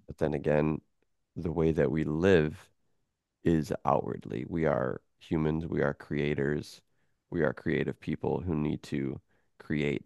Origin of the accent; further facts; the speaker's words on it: Michigan, United States; moved away as an adult; also born or lived in Chicago; now in Florida, United States; I grew up in Michigan. That was my first twenty-one years of life.